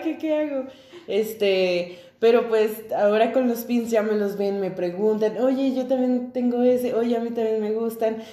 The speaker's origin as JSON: {"language": "Spanish", "town": "Tijuana", "region": "Baja California", "country": "Mexico", "tie": "born or raised there", "said": "somos de Tijuana, nacidos y criados en Tijuana"}